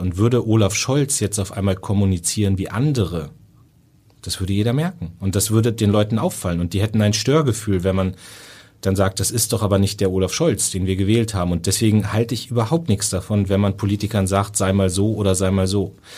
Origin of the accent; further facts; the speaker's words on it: Northern Germany, Germany; ich bin auch Norddeutscher